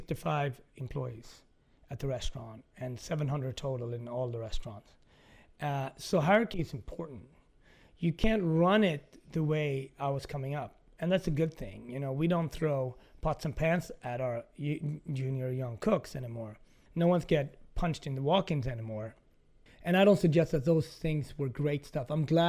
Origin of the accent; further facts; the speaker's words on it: Ethiopia; also born or lived in Scandinavia; now in Harlem, United States; like being from Ethiopia, growing up in Scandinavia, living in Harlem, there's a lot of contradictions and complexities and all that.